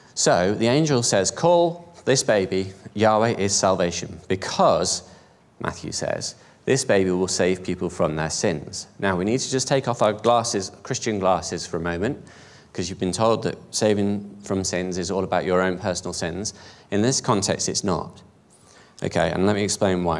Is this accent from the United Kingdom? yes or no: yes; United Kingdom; I'm British, I'm European, I'm proud European